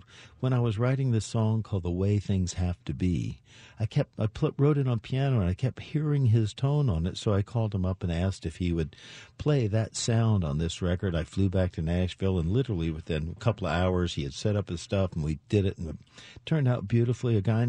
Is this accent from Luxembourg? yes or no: no; Canada; So being Canadian, as most Canadians are, very humble